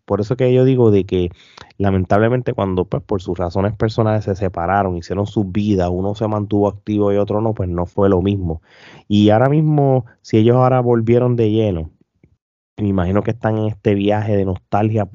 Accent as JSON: {"language": "Spanish", "country": "Puerto Rico", "said": "nosotros dos como puertorriqueños"}